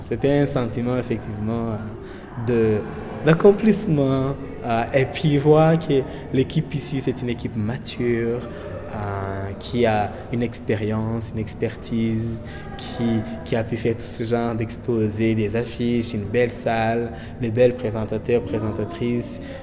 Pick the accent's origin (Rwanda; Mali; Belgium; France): Rwanda; moved away as an adult; now in Canada; je viens du Rwanda